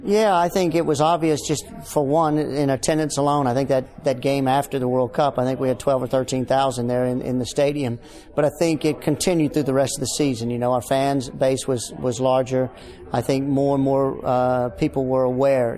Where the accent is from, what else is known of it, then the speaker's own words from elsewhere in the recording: Dallas, Texas, United States; moved away as an adult; now in Houston, United States; I'm originally from Dallas